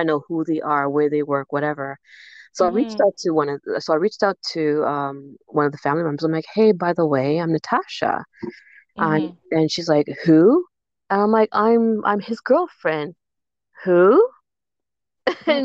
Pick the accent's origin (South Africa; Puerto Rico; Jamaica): Jamaica; I'm Jamaican